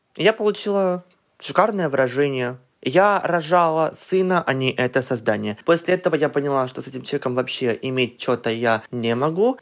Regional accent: Kamchatka Krai, Russia; я родом с Камчатки, и адекватный интернет у нас появился очень очень поздно

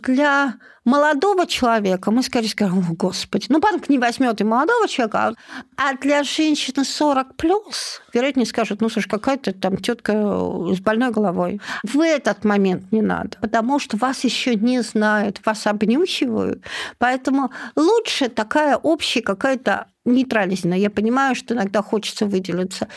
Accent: Vologda, Vologda Oblast, Russia; moved away as an adult; also born or lived in Moscow; я из Вологды

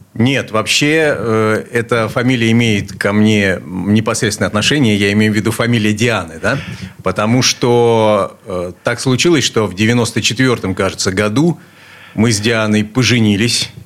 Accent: Saint Petersburg, Russia; Я родился здесь, в Ленинграде. В Ленинграде. Э, в детстве жил на улице Стачек

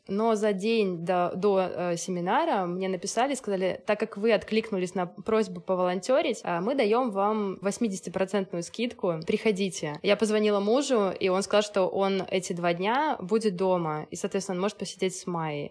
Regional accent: Minsk, Belarus; moved away as an adult; also born or lived in Moscow; Раньше я работала в Минске. Я из Минска, из Беларуси.

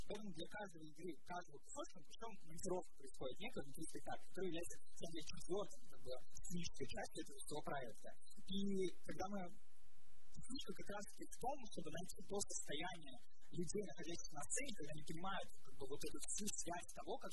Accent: Saint Petersburg, Russia; я из Петербурга

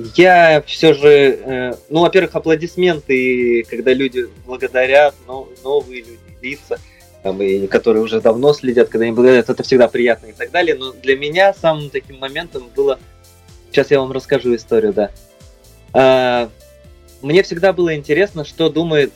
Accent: Novosibirsk, Novosibirsk Oblast, Russia; now in Moscow, Russia; возвращаешься в свой родной город

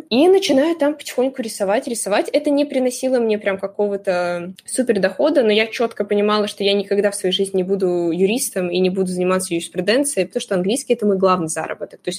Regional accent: Crimea, Ukraine; moved away as an adult; now in Moscow, Russia; я приехала из Крыма в Москву, поступила на юрфак

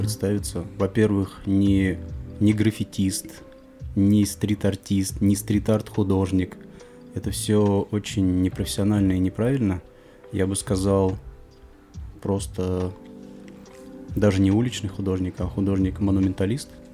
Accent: Kamskiye Polyany, Tatarstan, Russia; moved away as an adult; now in Kazan, Russia; Нижнекамский район, поселок Камские Поляны, откуда я родом

